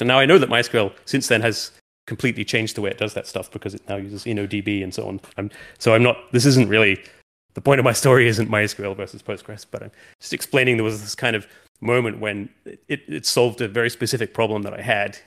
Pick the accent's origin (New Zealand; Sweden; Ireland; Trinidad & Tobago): New Zealand; moved away as an adult; also born or lived in London; we moved from London, where I'd been for a long time, uh, uh, back to New Zealand, where I'm from